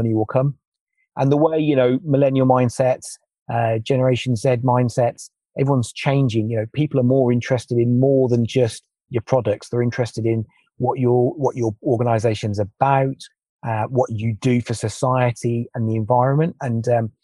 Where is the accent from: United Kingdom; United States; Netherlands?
United Kingdom; just outside Birmingham, West Midlands; I was born just outside Birmingham